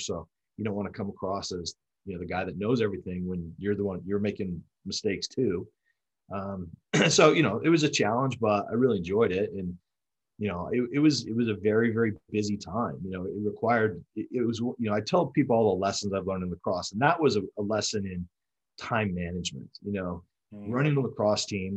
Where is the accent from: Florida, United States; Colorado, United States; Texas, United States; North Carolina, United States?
Colorado, United States; moved away as an adult; I grew up in Colorado